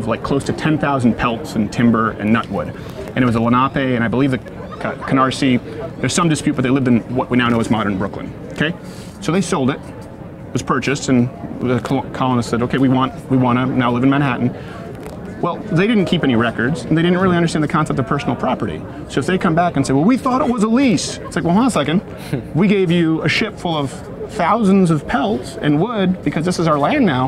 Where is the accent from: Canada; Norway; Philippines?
Canada; now in United States; I was raised in Canada